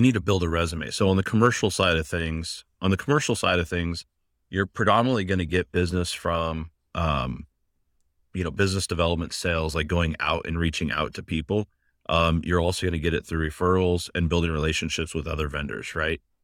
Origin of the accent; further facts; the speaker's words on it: Seattle, Washington, United States; also born or lived in Pullman, Washington; I came home from Pullman back to Seattle at the time